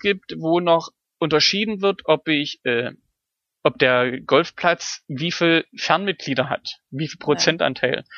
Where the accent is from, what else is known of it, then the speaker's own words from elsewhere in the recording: Germany; als Deutscher